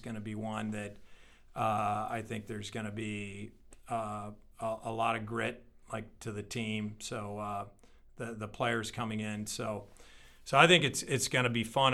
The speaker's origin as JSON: {"language": "English", "town": "St. Louis", "region": "Missouri", "country": "United States", "tie": "born or raised there", "said": "born and raised in Saint Louis and committed to Saint Louis"}